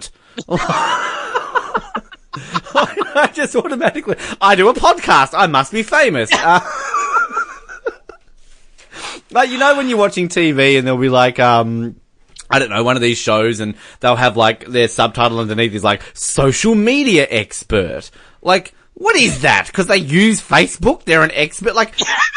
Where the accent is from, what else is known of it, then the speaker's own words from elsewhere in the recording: Australia; as an Australian